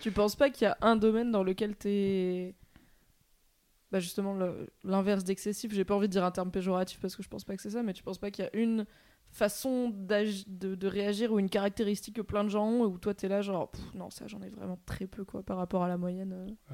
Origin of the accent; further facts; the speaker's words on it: France; tous les trois, on est aussi de province